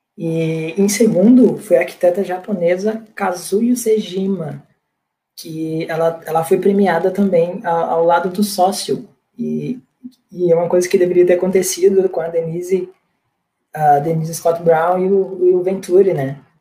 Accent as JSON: {"language": "Portuguese", "area": "about 40 km from Natal", "region": "Rio Grande do Norte", "country": "Brazil", "tie": "born or raised there", "said": "Eu sou natural do Rio Grande do Norte, de Natal, mais precisamente a 40 quilômetros mais ou menos da capital, mais interior"}